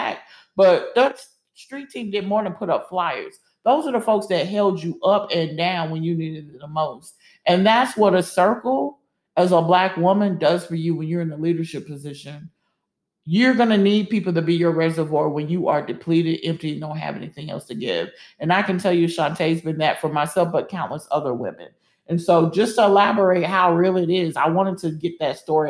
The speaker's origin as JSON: {"language": "English", "region": "the South", "country": "United States", "moved": "yes", "said": "we both were from the South"}